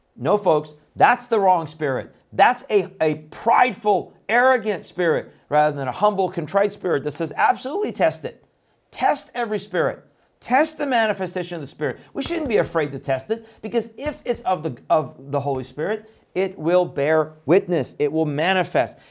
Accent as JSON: {"language": "English", "country": "Iran", "tie": "born or raised there", "moved": "yes", "said": "I was born in Iran"}